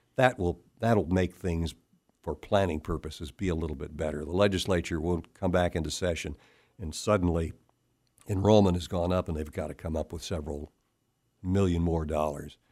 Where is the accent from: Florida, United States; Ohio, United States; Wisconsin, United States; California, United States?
Ohio, United States; Cleveland; now in Kansas, United States; I'm originally from Cleveland, Ohio